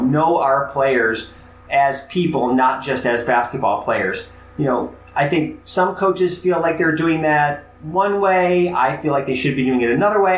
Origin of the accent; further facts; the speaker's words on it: Chicago, Illinois, United States; I grew up in Chicago, so it was Big Ten country.